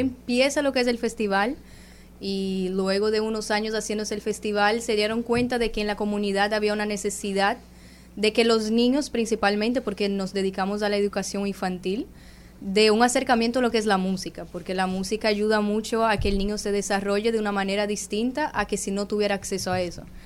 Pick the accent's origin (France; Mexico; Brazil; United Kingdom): Brazil; yo soy de Brasil